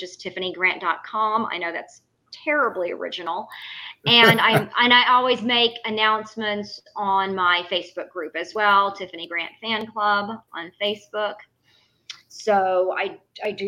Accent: The Woodlands, Texas, United States; when I was growing up in the Woodlands

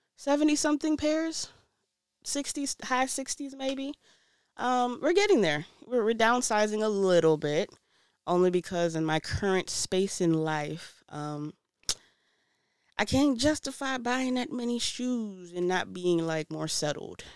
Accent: New York City, New York, United States; also born or lived in DMV area (Washington, D.C. metropolitan area); now in DMV area, United States; I'm originally from Brooklyn, New York, but I l, live in the D M V area. I, I've been in the D M V area longer than I've lived in New York

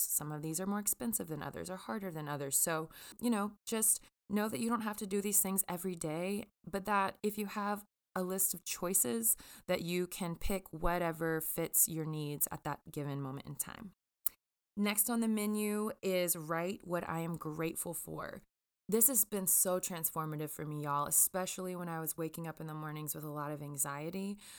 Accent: Jackson, Mississippi, United States; I grew up in Jackson, Mississippi

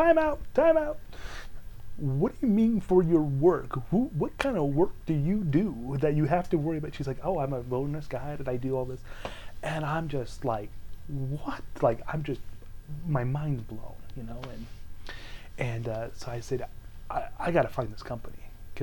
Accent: California, United States; moved away as an adult; also born or lived in Utah; I was originally from California

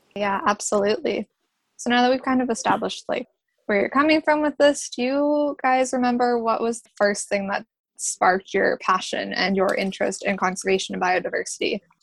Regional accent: Newmarket, Ontario, Canada; I'm from Newmarket, which is just about 45 minutes from Toronto

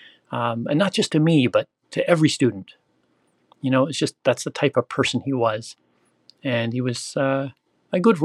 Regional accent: Southern Ontario, Canada; also born or lived in Brampton, Ontario; I grew up in Southern Ontario, Canada, and I now live in Brampton, just outside of Toronto.

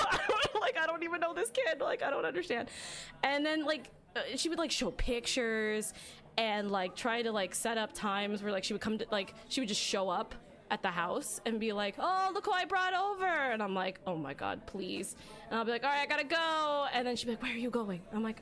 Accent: Philippines; Because I'm Filipino. Mm. And I was like, but you do for, like, I'm still half though.

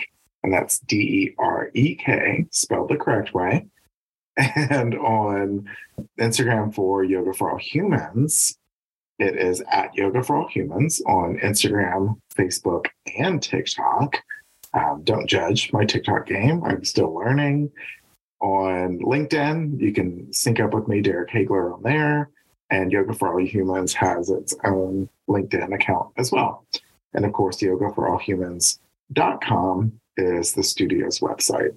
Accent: Baton Rouge, Louisiana, United States; moved away as an adult; I'm originally from Louisiana and spent about 30 years of my life in Baton Rouge.

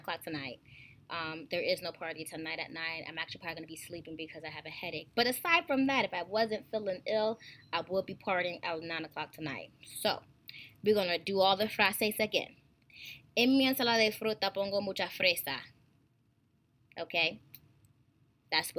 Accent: United States; we're all in the United States of America and we all speak English, okay, we're all from different regions

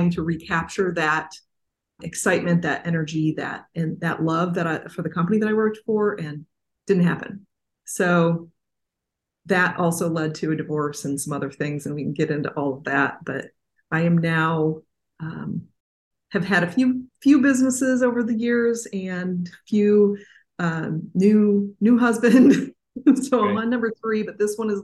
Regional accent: Southeast Michigan, United States; I grew up, as I said, in Southeast Michigan

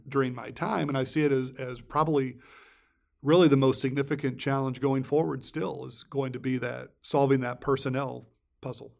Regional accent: Fairfield, Illinois, United States; I was a sophomore in high school, and I grew up in Fairfield

